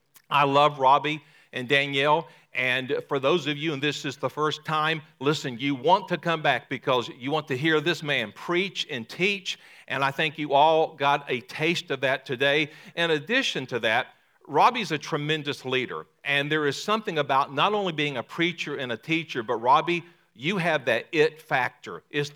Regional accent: Texas, United States; born there; also born or lived in Arkansas / Mississippi / New York; My dad was in the Air Force, and I was born in Texas, lived in Arkansas, lived in Mississippi, lived in Plattsburgh, New York.

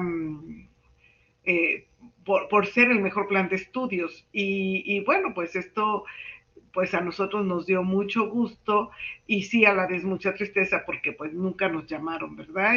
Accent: Mexico; soy la única mexicana que presenta un trabajo de investigación

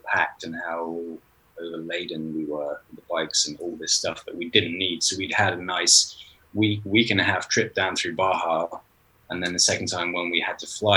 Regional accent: United Kingdom; We're both British

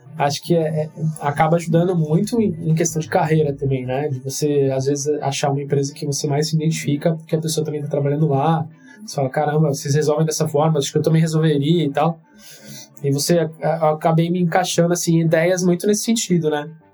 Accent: Santos, São Paulo, Brazil; moved away as an adult; also born or lived in Campinas; eu sou de Santos

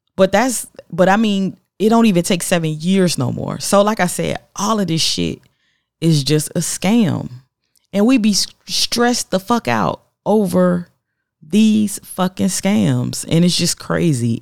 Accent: the South, United States; I'm from the South

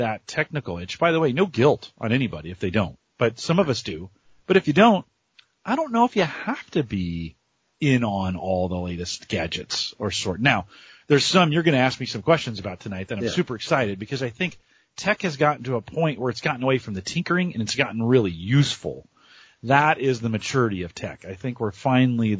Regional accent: San Jose, California, United States; San Jose, California is my hometown. I grew up around computers

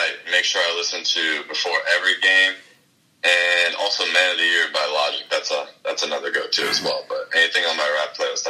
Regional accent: Dardenne Prairie, Missouri, United States; also born or lived in St. Louis / North Dakota; I was born here in St. Louis. {S3} Yeah. {S2} And I grew up in Darden Prairie.

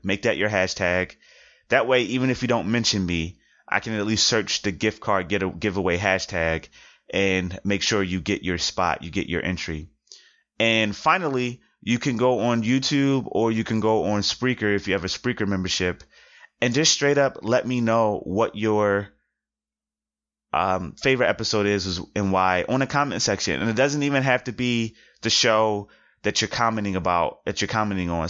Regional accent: Philadelphia, Pennsylvania, United States; being from Philadelphia

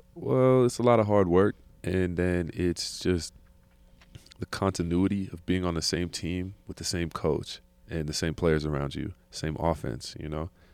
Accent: California, United States; I'm from California

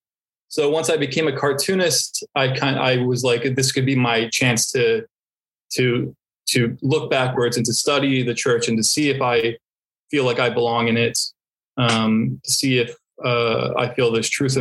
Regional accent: New Jersey, United States; we were raised in New Jersey

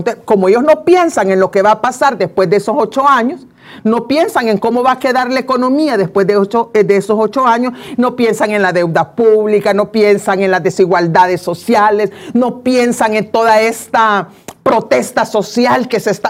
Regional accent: El Salvador; así somos los salvadoreños

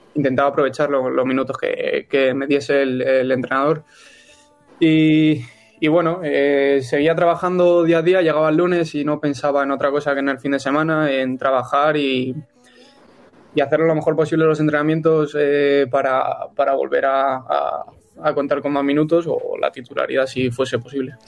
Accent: Illescas, Castilla-La Mancha, Spain; el equipo de mi, de mi pueblo

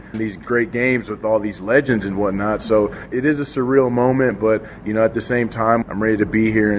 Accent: Minnesota, United States; moved away as an adult; now in Green Bay, United States; growing up in Minnesota

